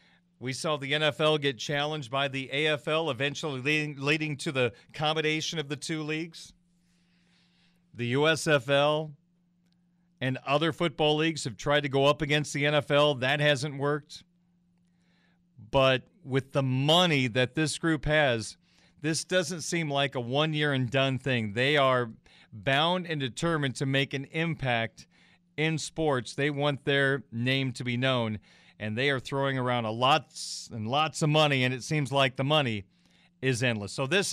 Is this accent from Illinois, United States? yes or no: yes; Illinois, United States; now in Indiana, United States; I grew up in Central Illinois, and we do things a little differently with the IHSA compared to the IHSAA here in Indiana.